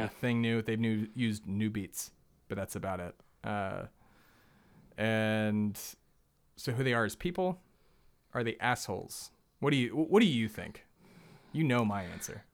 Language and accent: English; the South, United States; we're from the South